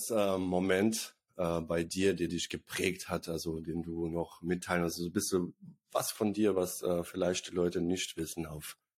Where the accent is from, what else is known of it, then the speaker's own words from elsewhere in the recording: Bosnia & Herzegovina; Also ich komme übrigens aus Bosnien, die, die es nicht wissen.